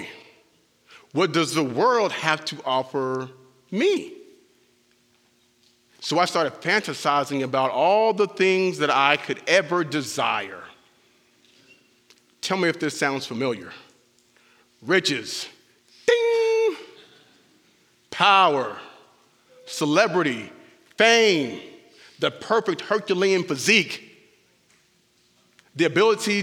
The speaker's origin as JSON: {"language": "English", "region": "Southern California", "country": "United States", "tie": "born or raised there", "moved": "yes", "lives_now": "Bastrop, United States", "said": "I was born and raised in Southern California"}